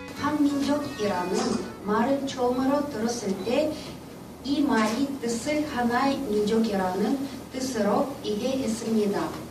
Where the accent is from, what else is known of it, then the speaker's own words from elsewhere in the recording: Aktobe, Aktobe Region, Kazakhstan; Korean is a second language; 저는 어, 카자흐스탄에서 왔습니다. 제 도시에는 악토베 도시예요.